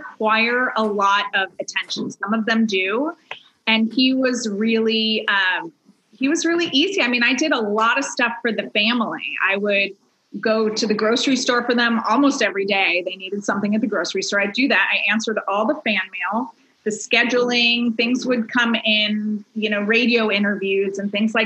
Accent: Silicon Valley, Northern California, United States; now in Los Angeles, United States; I grew up in Northern California in Silicon Valley area

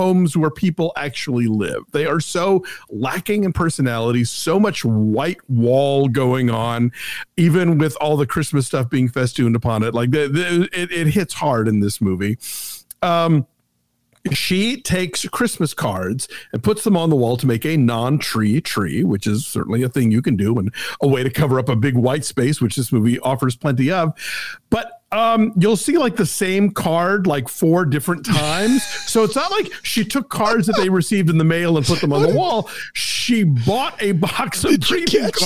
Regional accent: Atlanta, Georgia, United States; I grew up in Atlanta

